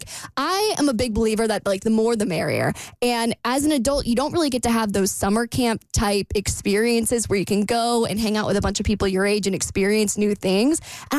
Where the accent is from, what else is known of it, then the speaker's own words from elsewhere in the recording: United States; I'm American